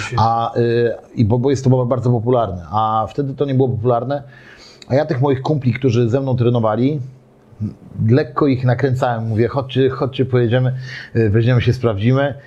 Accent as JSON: {"language": "Polish", "town": "Gdynia", "region": "Pomeranian Voivodeship", "country": "Poland", "tie": "born or raised there", "said": "urodziłem się, ogólnie urodziłem się w Orłowie, ale mieszkałem na Chylonii Y, do trzeciego roku życia"}